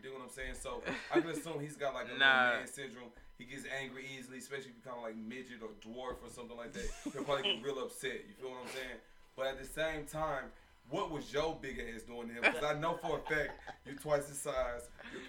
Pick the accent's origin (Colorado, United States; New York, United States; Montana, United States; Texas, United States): Texas, United States; Houston; I'm from Houston. I'm a real bitch. I'm from the South Side.